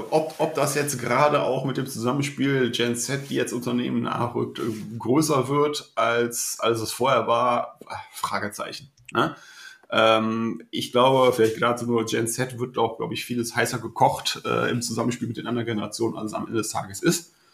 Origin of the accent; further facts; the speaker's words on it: Mönchengladbach, North Rhine-Westphalia, Germany; born there; now in Meppen, Germany; 40 Jahre alt, zwei Kinder, gebü äh, gebürtiger Mönchengladbacher, heute wohnhaft im Emsland in Meppen.